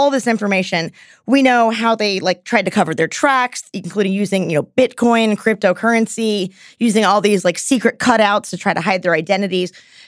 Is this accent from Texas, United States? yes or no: yes; Texas, United States; Y'all know you I'm from Texas.